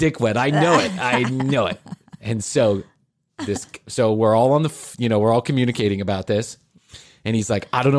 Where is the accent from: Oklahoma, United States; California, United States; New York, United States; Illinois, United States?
Illinois, United States; Chicago; also born or lived in Atlanta, Georgia; I'm from Chicago.